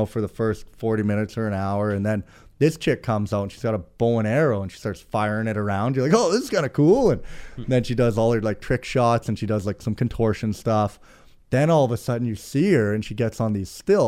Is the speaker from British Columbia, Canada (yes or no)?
yes; Prince George, British Columbia, Canada; I'm originally here from Prince George, BC.